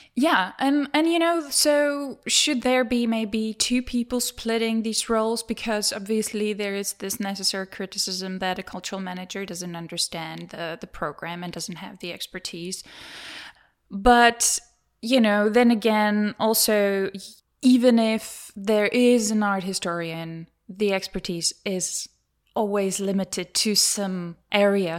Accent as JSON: {"language": "English", "country": "Czechia", "also_born_or_lived": "London / Germany", "moved": "as an adult", "said": "I'm from the Czech Republic"}